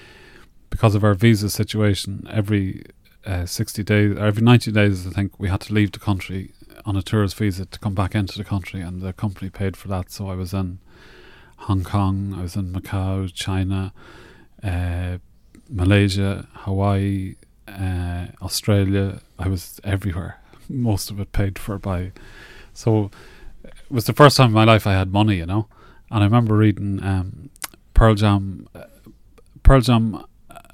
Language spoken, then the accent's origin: English; Navan, County Meath, Ireland